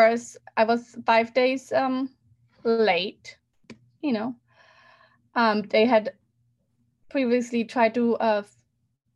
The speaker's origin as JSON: {"language": "English", "country": "Germany", "tie": "born or raised there", "moved": "yes", "said": "I grew up in Germany"}